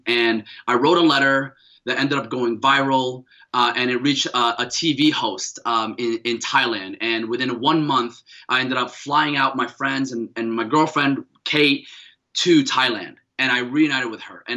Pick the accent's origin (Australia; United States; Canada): United States; Paterson, New Jersey; also born or lived in Mecca, Saudi Arabia; I grew up in Paterson, New Jersey